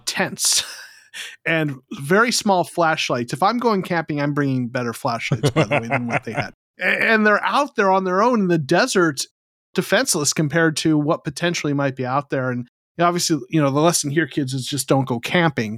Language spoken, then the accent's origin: English; Arizona, United States; moved away; also born or lived in Southern California; I'm originally from Arizona